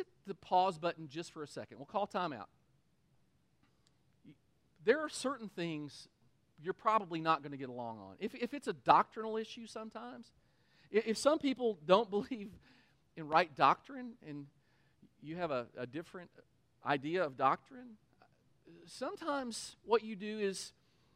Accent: Kentucky, United States; We're from Kentucky

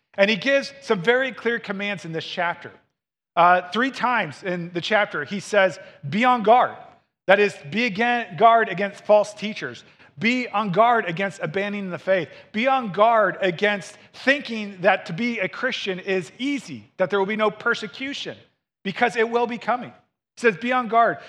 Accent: Missouri, United States; moved away; I grew up in Missouri

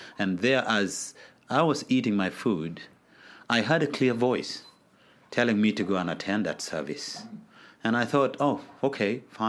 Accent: Gulu, Northern Region, Uganda; So that's how I grew up, and coupled with that is I grew up in wartime in Gulu. There was a war for 22 years in Gulu, so most of my childhood was in that wartime.

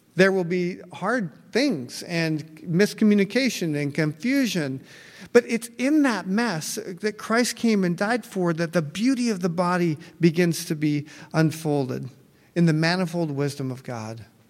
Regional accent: United States; I'm American

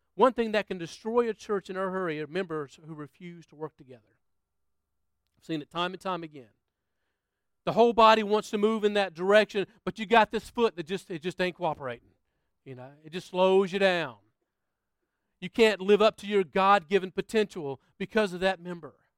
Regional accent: United States; moved away as an adult; now in Australia; I'm from the States

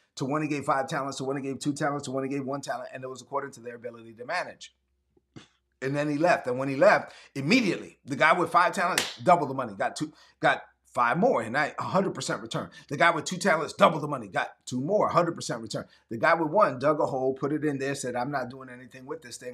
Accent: Brooklyn, New York, United States; growing up in Brooklyn and my mom being an immigrant

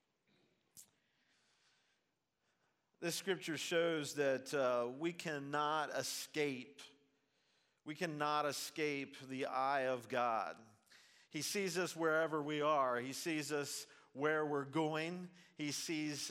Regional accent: Zanesville, Ohio, United States; also born or lived in Portsmouth, Ohio; I'm from Zanesville, Ohio.

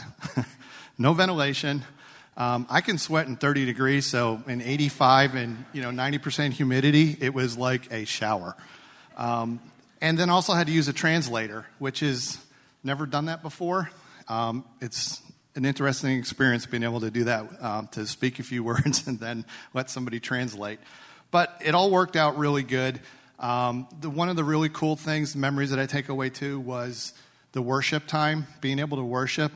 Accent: United States; I'm an American

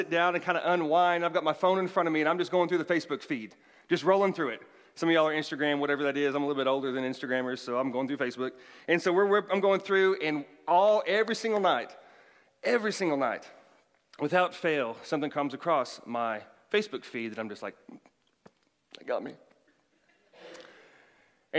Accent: Oklahoma, United States; moved away; growing up in Oklahoma

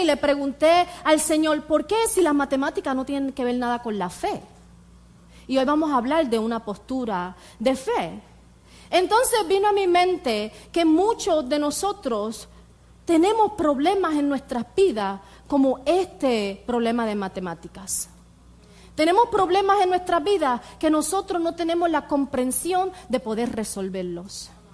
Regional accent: Puerto Rico; moved away; yo soy de Puerto Rico, yo me crié en Puerto Rico

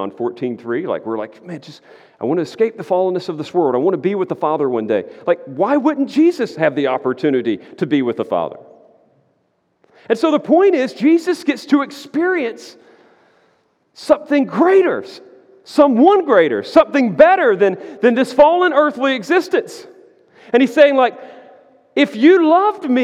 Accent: United States; I'm an American

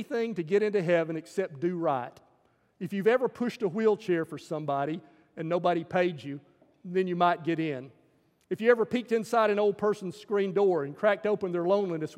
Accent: the South, United States; the stuff that I grew up with in Southern culture

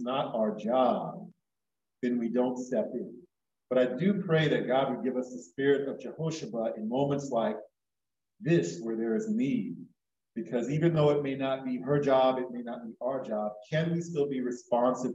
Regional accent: Florida, United States; moved away; also born or lived in New York; when I visit family back home. I'm from Florida, originally in New York

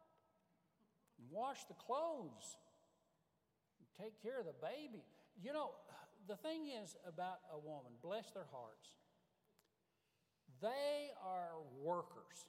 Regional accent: Marstown, Tennessee, United States; moved away as an adult; also born or lived in Wilmore, Kentucky; I was from Marstown, Tennessee.

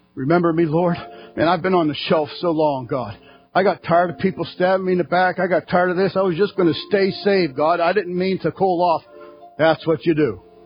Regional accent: United States; us as American Christians

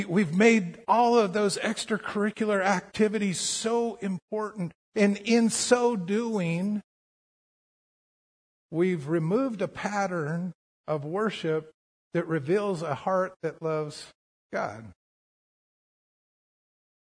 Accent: Colorado, United States; growing up in Colorado

